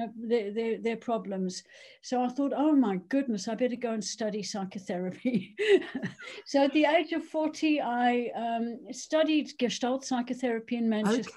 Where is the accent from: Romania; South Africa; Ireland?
South Africa; moved away as an adult; also born or lived in Cheshire, United Kingdom; now in United Kingdom; I'm South African born. Um, I grew up there, went to university, became a doctor